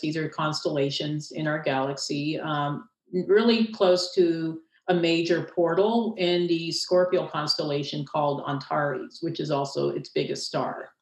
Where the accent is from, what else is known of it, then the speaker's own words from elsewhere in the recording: Castle Rock, Colorado, United States; my hometown in Castle Rock, Colorado